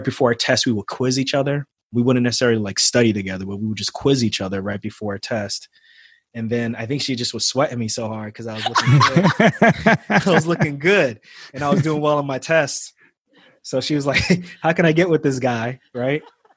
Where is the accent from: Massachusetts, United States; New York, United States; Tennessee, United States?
New York, United States; New York City; moved away; also born or lived in New Jersey; I grew up in Queens when I was younger. I grew up in Queens, not too far from Shea Stadium